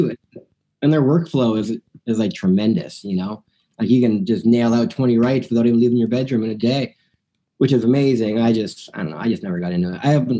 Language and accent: English; Burlington, Ontario, Canada; moved away as an adult; now in Nashville, United States; I grew up in Burlington, Ontario, back in Canada, and I've played music since I was 15, basically, and now I do it full-time here in Nashville